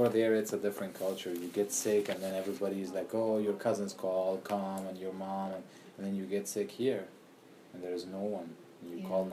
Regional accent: Afghanistan; English is a second language; moved away as an adult; I'm from Afghanistan

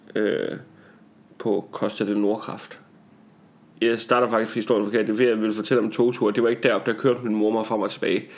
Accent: Tarm, Central Denmark Region, Denmark; born or raised there; moved away

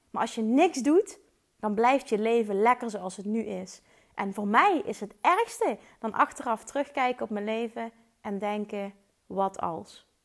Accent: Limburg, Netherlands; Ik kom uit Limburg, maar ze waarschijnlijk vinden waarschijnlijk mijn accent wel super stom.

